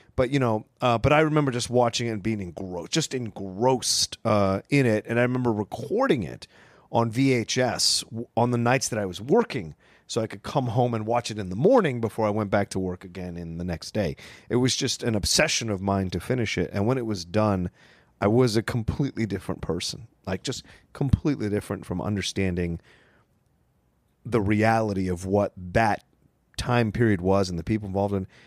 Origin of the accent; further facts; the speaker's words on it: Virginia, United States; growing up in Virginia